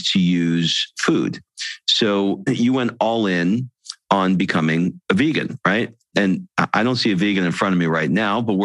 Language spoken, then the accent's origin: English; New York, United States; I'm from New York